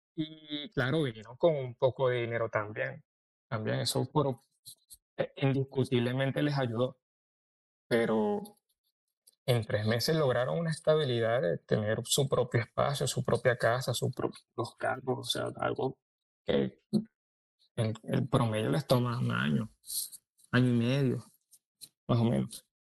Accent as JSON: {"language": "Spanish", "country": "Venezuela", "moved": "as an adult", "lives_now": "Orlando, United States", "said": "A mí aquí me tratan como venezolano"}